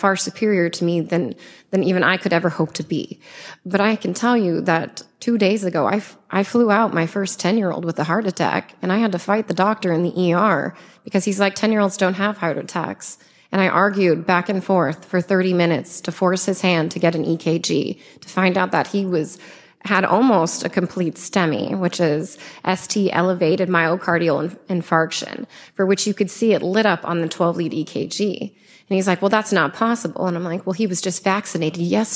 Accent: United States

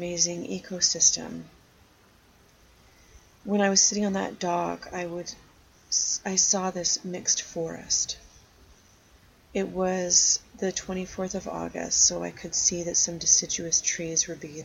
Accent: Algonquin Park, Ontario, Canada; I spent a lot of my growing up in Algonquin Park

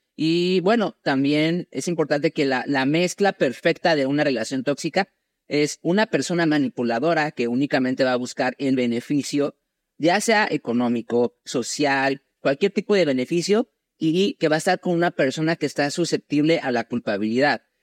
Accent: Mexico; yo soy mexicano.

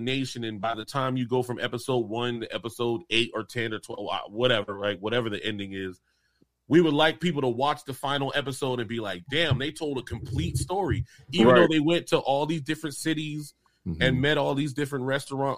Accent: the South, United States; now in Charleston, United States; being a Southerner

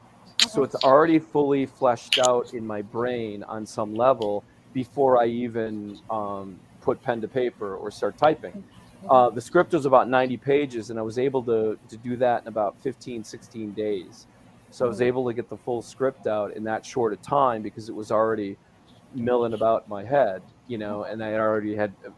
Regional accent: Waupaca, Wisconsin, United States; the biggest city to Plainfield is my hometown, which is Waupaca.

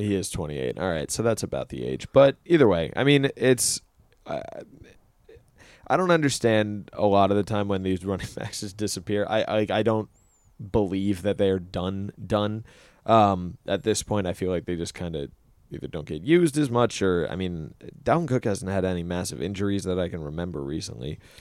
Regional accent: New York, United States; as a New Yorker and as a New York sports fan

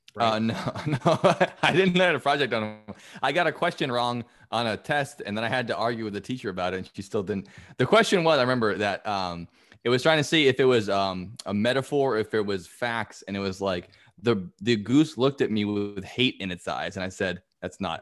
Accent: New England, United States; growing up in New England

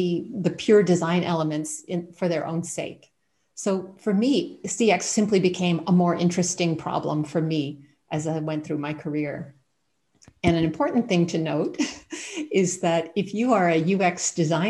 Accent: Canada; moved away as an adult; also born or lived in United States / England / Thailand / Ireland; now in Germany; I'm originally from Canada and ended up moving to the United States for my master's degree

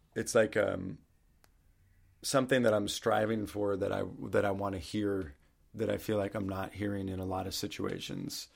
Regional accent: Maine, United States; moved away; also born or lived in Baltimore, Maryland / New York; I'm from Maine

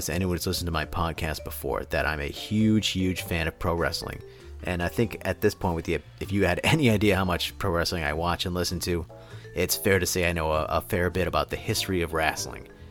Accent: United States; moved away; also born or lived in Massachusetts / Pennsylvania; I grew up in outside of Boston and then Pennsylvania

